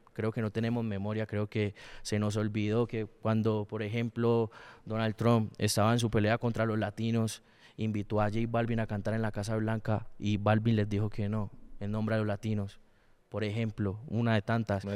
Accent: Palmira, Valle del Cauca, Colombia; also born or lived in Cali; yo nací en Cali, pero me crié en Palmira.

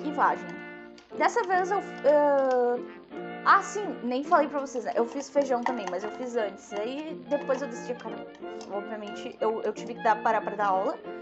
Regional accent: Rio Grande do Sul, Brazil; eu sou gaúcha

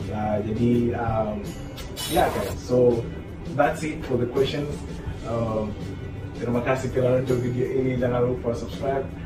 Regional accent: Lusaka, Lusaka Province, Zambia; Indonesian is a second language; di Zambia ibu kota kabupaten ah, provinsi adalah Lusaka jadi aku dari Lusaka kita pakai bahasa Nyanja ada juga bahasa Pemba itu dua bahasa yang sering digunakan di sana tapi bahasa resmi di sana bahasa Inggris

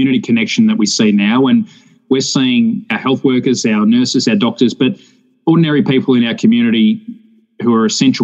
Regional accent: Australia; as a young person growing up in Australia

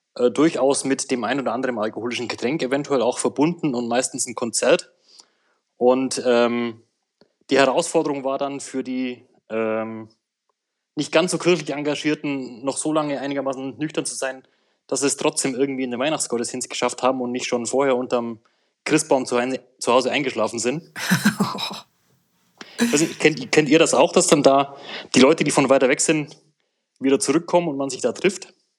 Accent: Swabia, Munich, Bavaria, Germany; Ich komme aus äh, Bayern, aus Schwaben

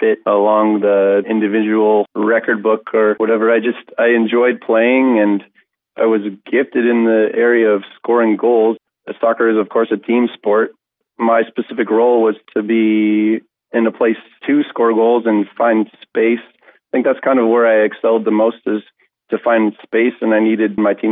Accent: Sioux Falls, South Dakota, United States; moved away as an adult; also born or lived in Cleveland, Ohio / Orange City, Iowa; now in Sioux Falls, United States; I grew up in Sioux Falls, South Dakota

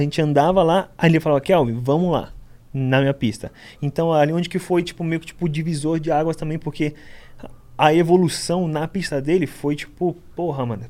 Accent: Guarujá, São Paulo, Brazil; born or raised there; also born or lived in Itanhaém, São Paulo

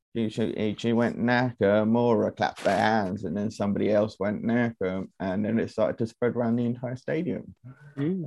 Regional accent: United Kingdom; we're British

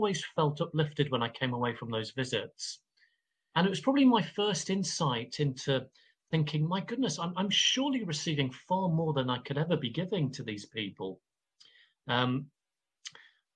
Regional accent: Coventry, West Midlands, United Kingdom; I grew up in Coventry. I had Irish parents.

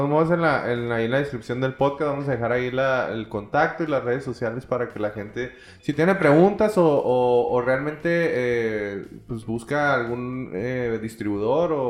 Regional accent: Chihuahua, Mexico; Yo siento que en Chihuahua nos falta eso el apoyarnos como, como, como mexicanos en realidad, o sea, apoyarse como personas y crecer.

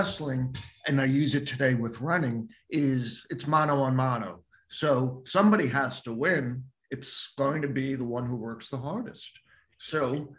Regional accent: Long Island, New York, United States; I'm a native New Yorker, grew up on Long Island

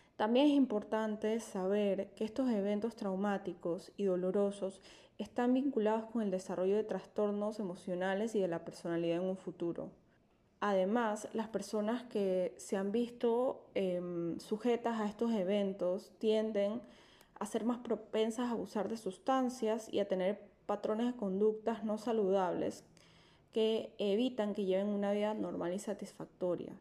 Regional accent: Panama; Como panameña

